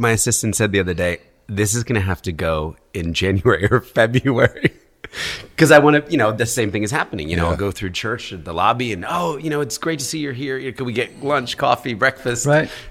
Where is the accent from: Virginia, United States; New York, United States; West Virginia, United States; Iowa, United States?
New York, United States; As a New Yorker